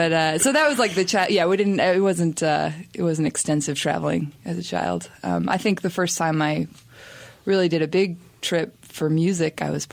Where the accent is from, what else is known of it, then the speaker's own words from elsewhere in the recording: Hastings-on-Hudson, New York, United States; moved away; also born or lived in Asheville; I grew up in Hastings-on-Hudson, New York, which is really a tiny little town in of itself.